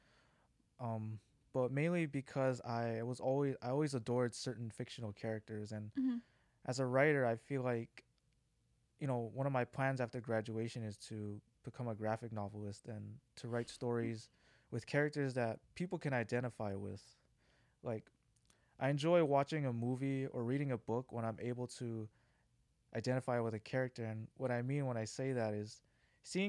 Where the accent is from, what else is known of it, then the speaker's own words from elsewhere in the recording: Honolulu, Hawaii, United States; So I grew up in Hawaii. I grew up in this town called Kalihi.